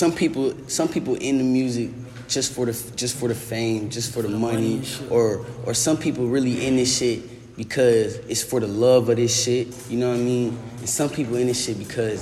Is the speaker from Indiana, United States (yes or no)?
yes; Indianapolis, Indiana, United States; now in Florida, United States; I've been down here for a little while. But originally, I'm from Indianapolis, Indiana